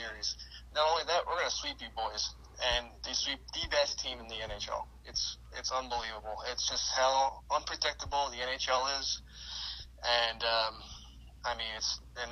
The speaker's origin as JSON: {"language": "English", "town": "Philadelphia", "region": "Pennsylvania", "country": "United States", "said": "we're from Philly"}